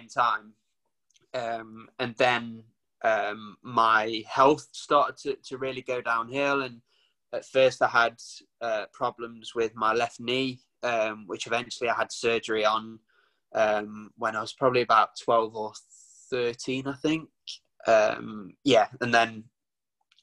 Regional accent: Nottinghamshire, East Midlands, United Kingdom; I'm from Nottinghamshire.

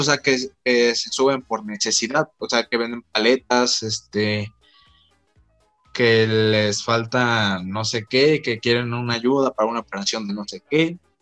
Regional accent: Mexico; aquí en México

